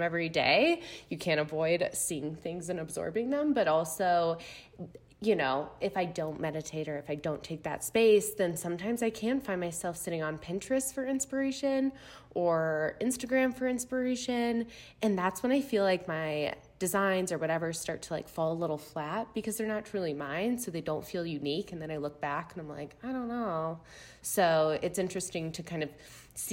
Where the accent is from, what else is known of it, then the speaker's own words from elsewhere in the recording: Chicago, Illinois, United States; also born or lived in Missouri; I'm from the Chicago area. So Midwest gal all around.